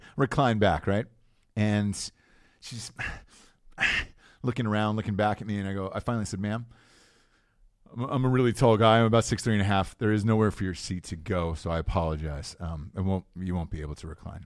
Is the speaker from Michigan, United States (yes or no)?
no; Atlanta, Georgia, United States; where I grew up in Atlanta